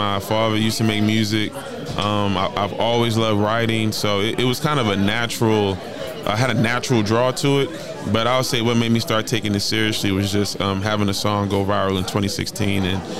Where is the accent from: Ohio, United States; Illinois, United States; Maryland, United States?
Maryland, United States; Baltimore; now in Los Angeles, United States; I grew up in Baltimore. But living in L.A. for so long